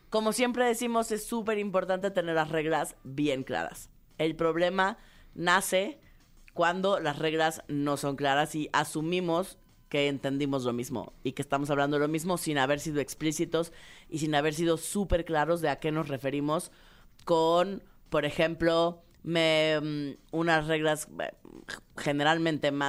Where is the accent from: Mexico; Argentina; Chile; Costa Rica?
Mexico; De lo que tenemos los mexicanos contra Europa.